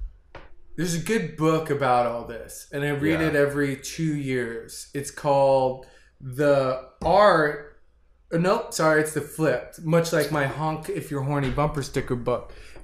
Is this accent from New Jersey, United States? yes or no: yes; Freehold, New Jersey, United States; I'm from New Jersey